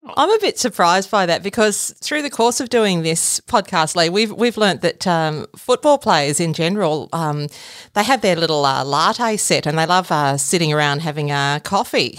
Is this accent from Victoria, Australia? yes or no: yes; Gippsland, Victoria, Australia; I'm a Gippsland girl myself. It's a it's a great place to grow up